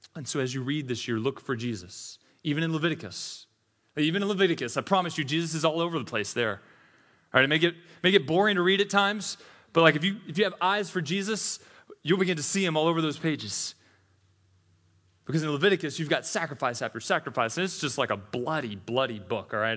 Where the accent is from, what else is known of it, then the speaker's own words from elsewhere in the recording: Tennessee, United States; also born or lived in Mississippi; I'm from Tennessee, was born in Mississippi, so we say y'all there.